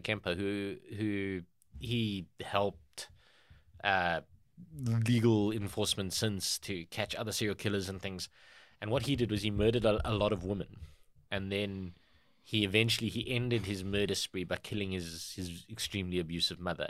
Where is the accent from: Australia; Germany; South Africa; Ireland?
South Africa; we as the South African public